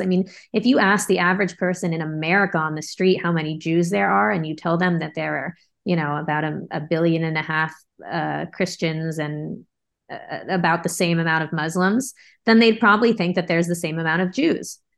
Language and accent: English; Bay Area, California, United States; I grew up in the Bay Area